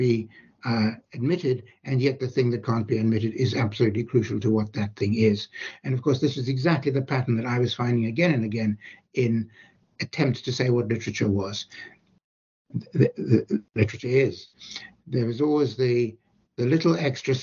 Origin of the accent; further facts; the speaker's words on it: South Africa; I grew up in South Africa